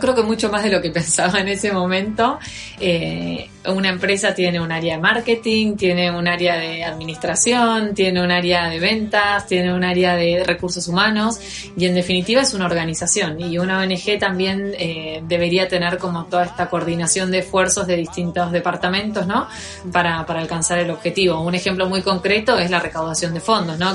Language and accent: Spanish; Campana, Buenos Aires Province, Argentina; accent: Argentine; moved away as an adult; now in Madrid, Spain; Yo nací en, en Buenos Aires, en una ciudad que queda a 70 kilómetros de la capital, que se llama Campana, y estoy en Madrid desde hace nueve meses.